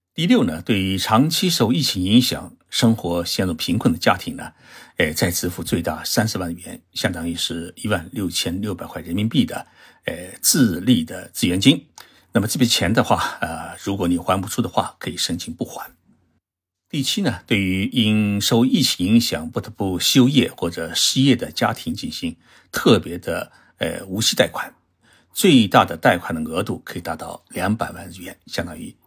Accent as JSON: {"language": "Chinese", "country": "China", "moved": "yes", "lives_now": "Japan", "said": "包括我们中国人的孩子，"}